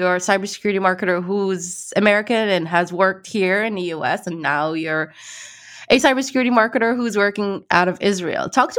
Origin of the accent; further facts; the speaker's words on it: Morocco; I was actually born and raised in Morocco.